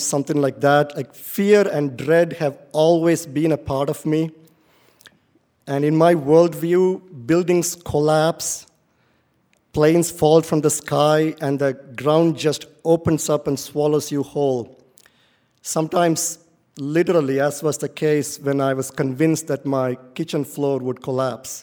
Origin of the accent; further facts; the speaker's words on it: India; moved away as an adult; now in United States; growing up in India was indeed difficult